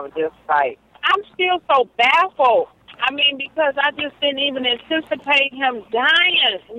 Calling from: West Bloomfield, Michigan, United States; I'm calling from West Bloomfield, Michigan.

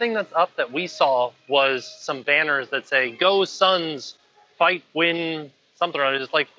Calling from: Florida, United States; I am calling from outside of the Lost and Found at Universal Studios, Florida.

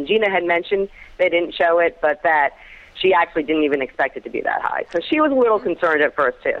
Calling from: Florida, United States; I'm calling from Florida.

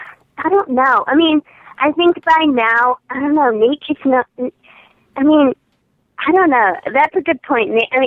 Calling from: Fairfax, Virginia, United States; from Fairfax, Virginia.

